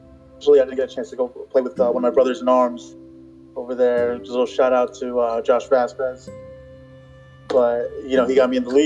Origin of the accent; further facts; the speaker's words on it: New York City, New York, United States; I was born in New York, born and raised. I'm a little Brooklynite